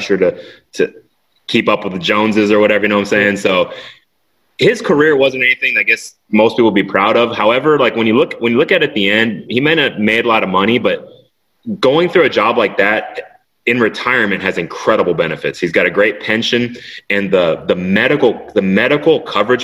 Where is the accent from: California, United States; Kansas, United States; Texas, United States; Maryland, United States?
Texas, United States; Sugar Land; also born or lived in Tokyo, Japan / Houston; I grew up in a subdivision called Barrington Place